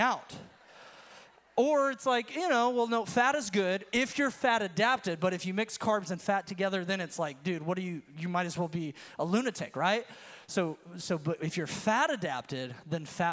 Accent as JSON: {"language": "English", "region": "Florida Panhandle", "country": "United States", "tie": "born or raised there", "said": "So I grew up in the South. I'm from the panhandle of Florida"}